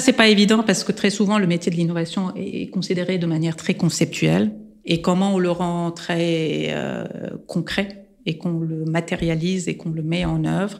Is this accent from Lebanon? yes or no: yes; Lebanon; moved away; je suis libanaise et arménienne